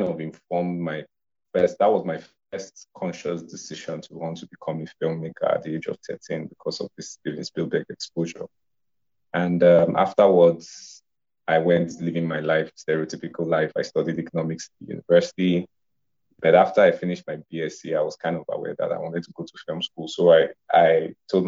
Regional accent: Nigeria; I am a Nigerian filmmaker.

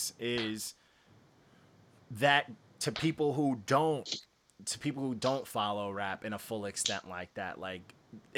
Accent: New York, United States; I'm from New York

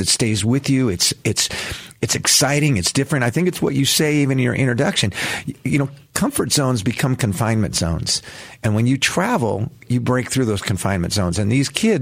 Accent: Los Angeles, California, United States; moved away as an adult; I grew up in the San Fernando Valley, Southern California

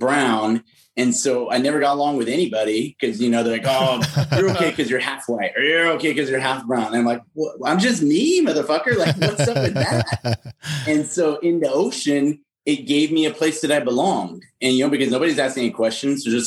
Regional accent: California, United States; I did grow up in California

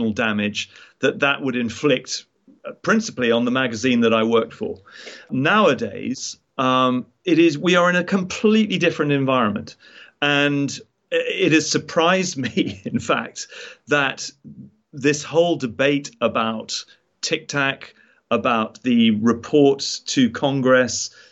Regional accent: United Kingdom; as a British citizen

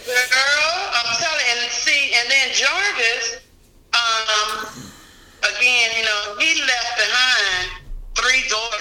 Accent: Montgomery, Alabama, United States; moved away as an adult; now in Columbus, United States; because I'm not from Columbus, Georgia. I'm from Montgomery, Alabama.

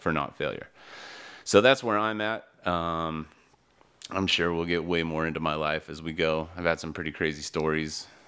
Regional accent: Utah, United States; moved away as an adult; also born or lived in East Coast, United States; I grew up in Utah, and, uh, I've lived all over the East Coast, a lot of, a lot of my adult life, and back to Utah.

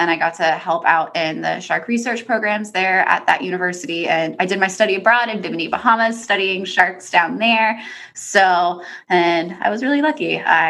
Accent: Pennsylvania, United States; moved away as an adult; I am originally from Pennsylvania. So for me, sharks was not a common thing from where I was from.

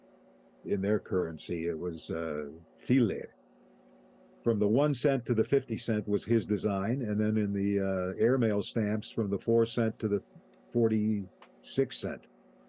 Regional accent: Cleveland, Ohio, United States; moved away as an adult; now in Toronto, Canada; I grew up in Cleveland

